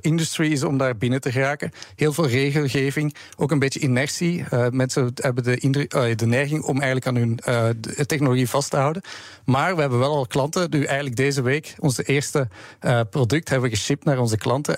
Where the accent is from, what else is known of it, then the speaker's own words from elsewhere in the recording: Belgium; we hebben ook offices in België, waar ik vandaan kom